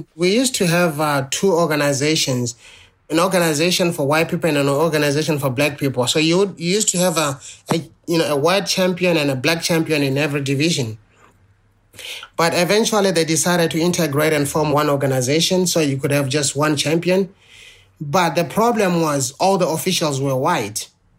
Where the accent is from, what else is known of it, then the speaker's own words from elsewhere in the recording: South Africa; growing up in South Africa then, you know, where almost every teenager, you know, walked around with a knife or a gun